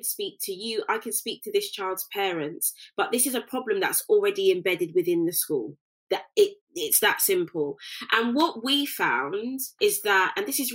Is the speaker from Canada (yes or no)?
no; United Kingdom; I'm British born and bred